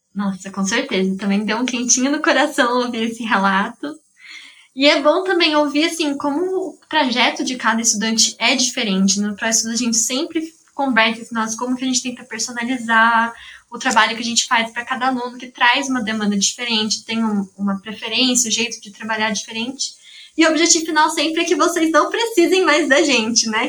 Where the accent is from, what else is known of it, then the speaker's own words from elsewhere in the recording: São Carlos, São Paulo, Brazil; eu sou de São Carlos mesmo